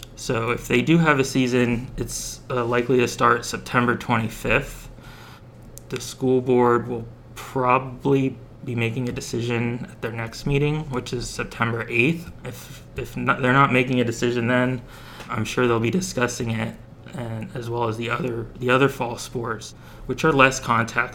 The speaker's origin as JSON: {"language": "English", "town": "Fountain Hill", "region": "Pennsylvania", "country": "United States", "tie": "born or raised there", "said": "Fire Chief Derek Richmond from Fountain Hill, which is also my hometown"}